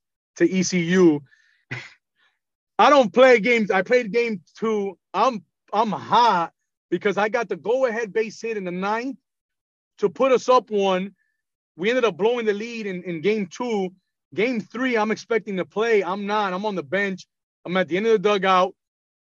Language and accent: English; Miami, Florida, United States; So I'm from Miami. I'm born and raised in Miami. I've never left Miami.